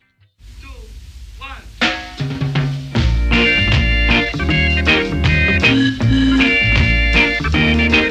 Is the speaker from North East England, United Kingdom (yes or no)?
yes; Newcastle upon Tyne, North East England, United Kingdom; because I'm a Geordie, so I'm from Newcastle